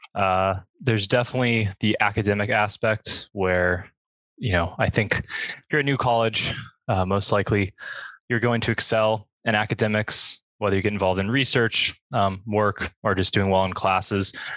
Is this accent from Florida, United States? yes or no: yes; Bradenton, Florida, United States; I come from the Bradenton area, which is in general pretty conservative, um, mostly white and uh, the high school I went to was also very white, very conservative, and you know that's what I grew up